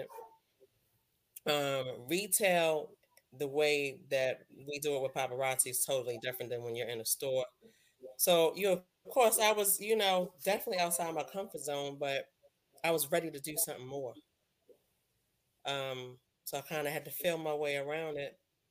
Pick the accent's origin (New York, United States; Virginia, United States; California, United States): New York, United States; New York City; moved away as an adult; now in Maryland, United States; I'm originally from the Bronx. Moved to Maryland back in 94, fresh out of high school.